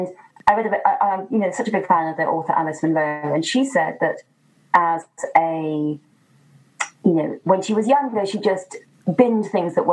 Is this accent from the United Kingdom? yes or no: yes; Midlands, United Kingdom; I grew up in the Midlands